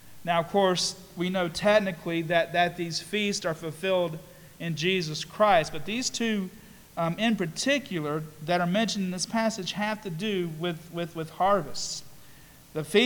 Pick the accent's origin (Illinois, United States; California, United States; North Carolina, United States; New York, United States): North Carolina, United States; Statesville; also born or lived in Canton, Ohio / Kingsport, Tennessee; here in Statesville and in Iredell County, where I spent most of my years, we had lots of farming around. I went to North Iredell High School